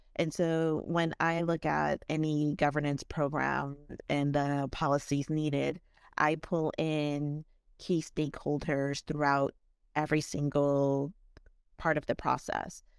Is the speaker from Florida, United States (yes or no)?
yes; South Florida, United States; I grew up here in South Florida